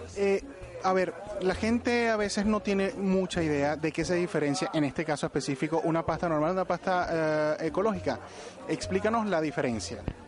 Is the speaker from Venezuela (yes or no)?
yes; Venezuela; now in Spain; vengo de un país de Venezuela